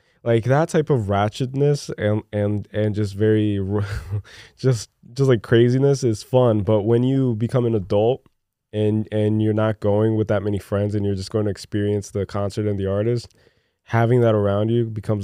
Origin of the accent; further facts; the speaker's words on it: Newark, New Jersey, United States; moved away; also born or lived in Brazil; I'm from Newark, dude.